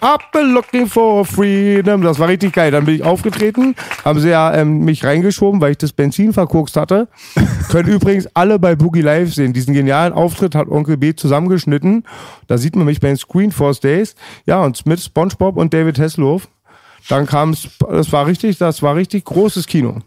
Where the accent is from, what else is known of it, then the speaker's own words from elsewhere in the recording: Germany; als Deutscher